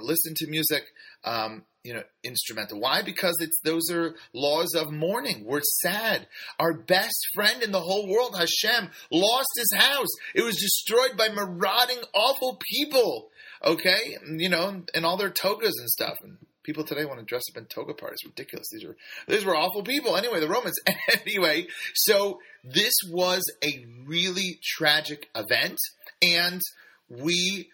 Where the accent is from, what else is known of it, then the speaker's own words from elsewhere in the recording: San Francisco, California, United States; I grew up in San Francisco in the, 80s and 90s